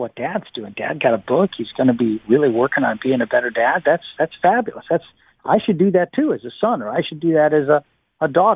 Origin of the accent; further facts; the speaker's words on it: United States; moved away; the United States, my home country